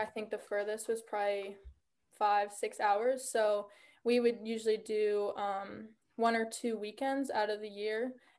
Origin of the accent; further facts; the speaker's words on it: West Virginia, United States; I'm from West Virginia.